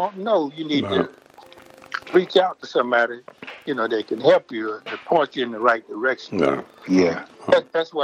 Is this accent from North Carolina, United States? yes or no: yes; North Carolina, United States; my hometown